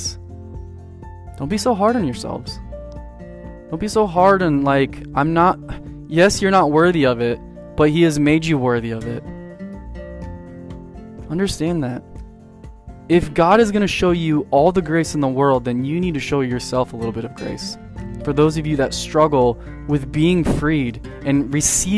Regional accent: San Diego, California, United States; I grew up in San Diego, and we lived by the beach

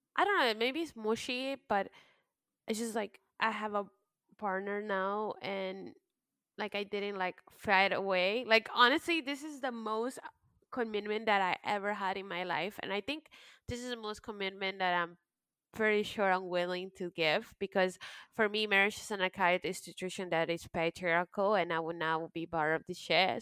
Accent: United States; also born or lived in Peru; I was raised in the United States and pretty much that made me.

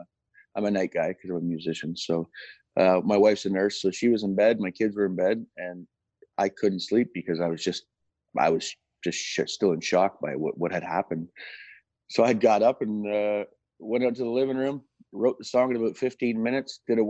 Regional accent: Kingston, Ontario, Canada; And born and raised in Kingston, Ontario.

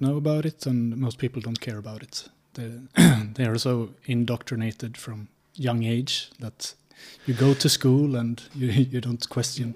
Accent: Sweden; moved away as an adult; also born or lived in Linköping; now in Prague, Czechia; I'm from Sweden. So I grew up in a small village in Sweden

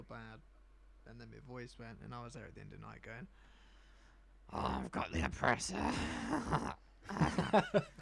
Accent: United Kingdom; I'm British.

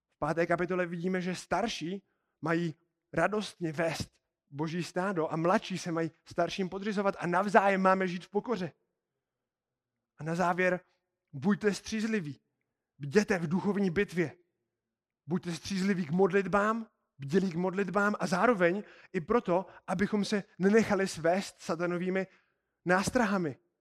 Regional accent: Czechia; víme, že jsme z České republiky

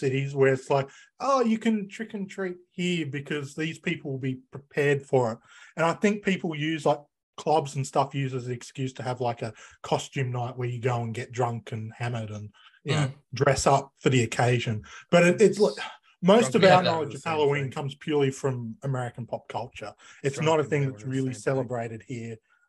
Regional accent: Australia; I'm Australian.

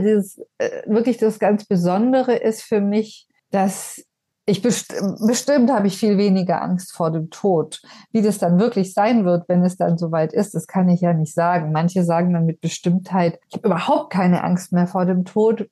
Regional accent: Ulm, Baden-Württemberg, Germany; moved away; also born or lived in Berlin / Potsdam; wieder in meine Heimatstadt nach Ulm gezogen, an die Donau

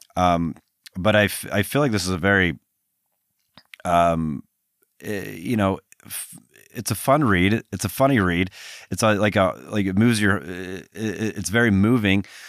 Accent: Salt Lake City, Utah, United States; moved away as an adult; also born or lived in Boston; growing up in Utah

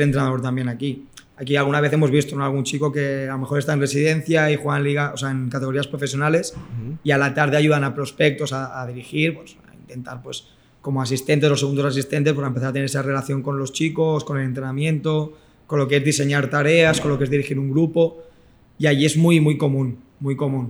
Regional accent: Rubí, Catalonia, Spain; Estoy en Rubí, que es el club de, mi ciudad, donde yo nací

